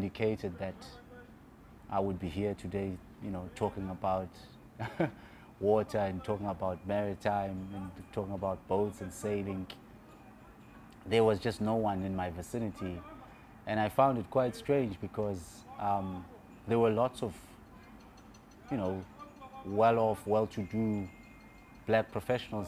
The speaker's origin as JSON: {"language": "English", "town": "Clermont", "region": "KwaZulu-Natal", "country": "South Africa", "tie": "born or raised there", "also_born_or_lived": "Illovo, Johannesburg", "moved": "yes", "lives_now": "Cape Town, South Africa", "said": "I'm born and bred in KwaZulu-Natal, so there is a bit of salt in my blood from the sea of Durban"}